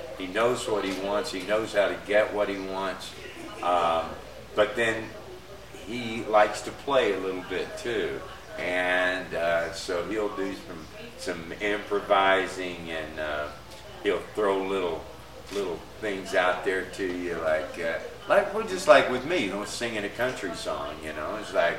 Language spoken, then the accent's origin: English; Texas, United States; moved away as an adult; now in Los Angeles, United States; I'm from Texas originally.